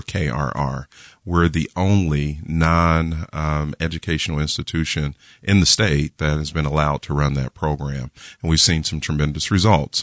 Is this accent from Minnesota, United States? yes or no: no; Kansas City, Missouri, United States; I was born and raised in Kansas City, so I'm a Kansas City native